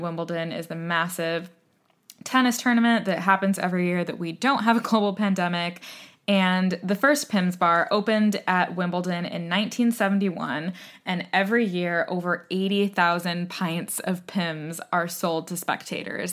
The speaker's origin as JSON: {"language": "English", "country": "United States", "moved": "as an adult", "lives_now": "United Kingdom", "said": "as an American"}